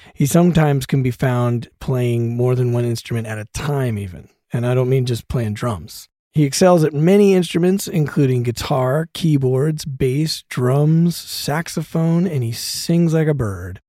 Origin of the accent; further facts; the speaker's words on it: Denver, Colorado, United States; now in Los Angeles, United States; I grew up in Denver